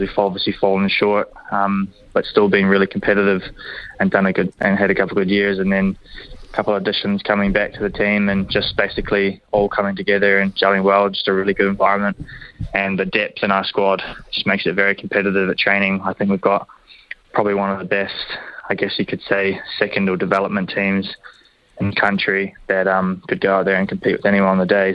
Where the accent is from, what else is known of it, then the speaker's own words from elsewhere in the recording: Hamilton, Waikato, New Zealand; growing up, born here